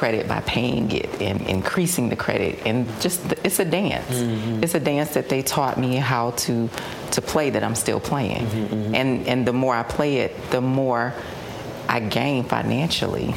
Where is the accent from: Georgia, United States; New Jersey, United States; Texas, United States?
Georgia, United States; Decatur; born and raised in Decatur